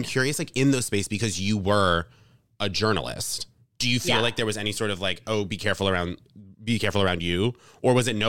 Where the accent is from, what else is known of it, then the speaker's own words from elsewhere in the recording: Vermont, United States; also born or lived in Rhode Island; I was born in Rhode Island in like a somewhat metropolitan area. And then when I was seven, my family moved to like the woods in Vermont.